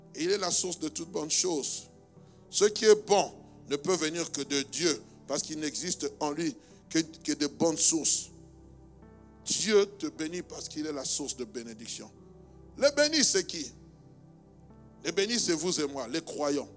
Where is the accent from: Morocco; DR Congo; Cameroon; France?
DR Congo; now in Belgium; je suis né en République démocratique du Congo